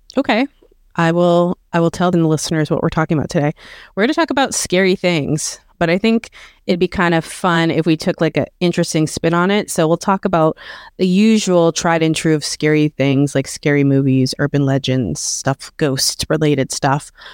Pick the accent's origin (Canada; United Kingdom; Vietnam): Canada; born or raised there